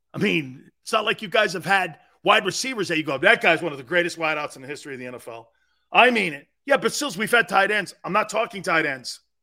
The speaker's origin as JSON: {"language": "English", "region": "New England", "country": "United States", "said": "I'm from New England."}